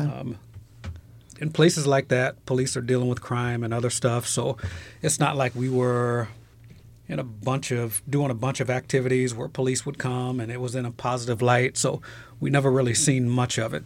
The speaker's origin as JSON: {"language": "English", "town": "Trenton", "region": "New Jersey", "country": "United States", "tie": "born or raised there", "also_born_or_lived": "Philadelphia, Pennsylvania", "said": "I was born in Trenton, New Jersey"}